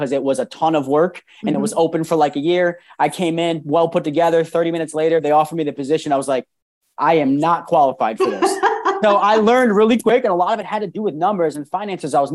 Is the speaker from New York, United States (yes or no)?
yes; Rochester, New York, United States; moved away as an adult; also born or lived in Maryland; I'm originally from New York, Rochester, New York. Moved 6 hours away to Maryland to go to college